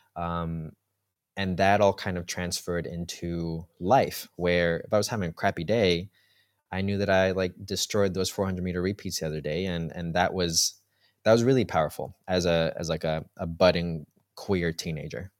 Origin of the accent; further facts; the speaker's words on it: Colombia; also born or lived in New York; now in Berlin, Germany; we're from Colombia